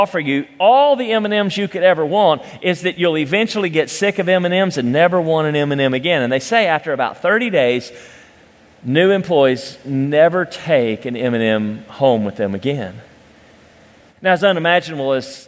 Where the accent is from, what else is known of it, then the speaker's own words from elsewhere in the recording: Cleveland, Tennessee, United States; I grew up in Cleveland, Tennessee